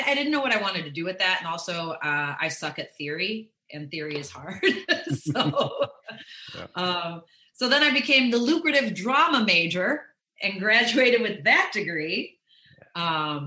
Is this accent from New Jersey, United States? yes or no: no; Chicago, Illinois, United States; I'm from Chicago. I was born in the city and then I grew up in the suburbs.